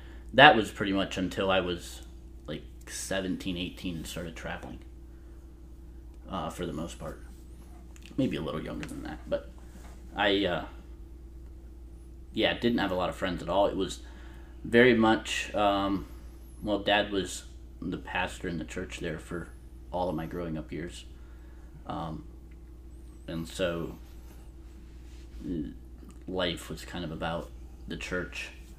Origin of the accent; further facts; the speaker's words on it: Michigan, United States; moved away as an adult; Michigan. Lived, yeah. Was born and lived the same place till I was 22.